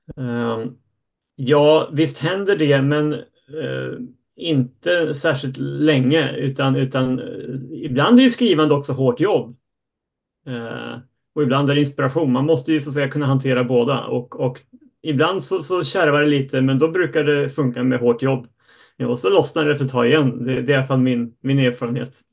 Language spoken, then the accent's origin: Swedish; Uppsala, Uppsala County, Sweden; jag är uppvuxen i Uppsala och jag sitter hemma